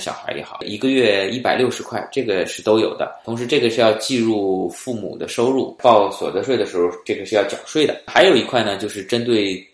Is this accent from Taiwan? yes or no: no; China; now in Quebec, Canada; 那作为我们中国人来说呢，就有点惭愧